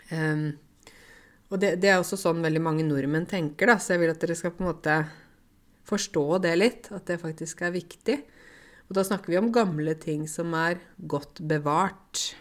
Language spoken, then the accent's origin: Norwegian; Egypt; now in Norway; Er, hallo, jeg kommer fra Egypt. Vi har jo 2 3 4 5 10 tusen år gamle ting.